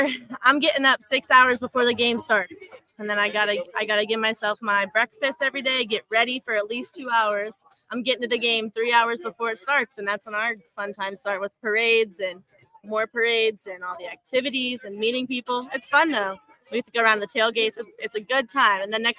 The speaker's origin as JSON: {"language": "English", "town": "Mooresville", "region": "North Carolina", "country": "United States", "also_born_or_lived": "Pittsburgh", "lives_now": "Clemson, United States", "said": "I'm not. I'm from Mooresville, North Carolina."}